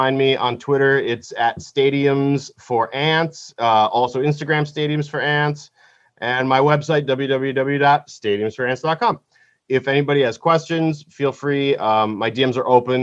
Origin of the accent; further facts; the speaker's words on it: United States; while I am American